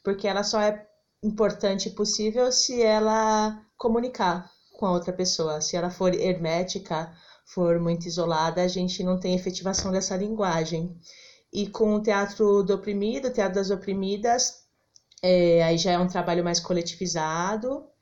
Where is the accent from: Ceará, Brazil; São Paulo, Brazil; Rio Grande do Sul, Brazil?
São Paulo, Brazil; eu nasci em São Paulo mesmo, sempre morei aqui em São Paulo. A princípio na Penha, Zona Leste, e agora eu moro na República, no centro.